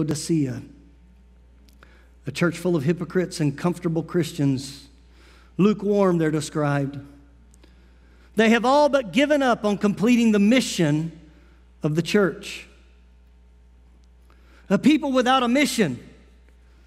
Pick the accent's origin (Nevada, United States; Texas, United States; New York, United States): Nevada, United States; Las Vegas; I grew up in Las Vegas